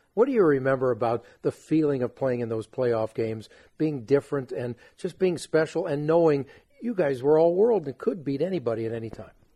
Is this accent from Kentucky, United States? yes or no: no; Los Angeles, California, United States; my hometown